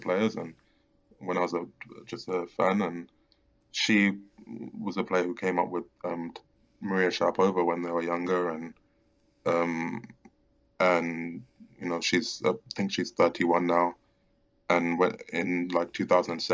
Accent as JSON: {"language": "English", "region": "London", "country": "United Kingdom", "said": "I'm from London"}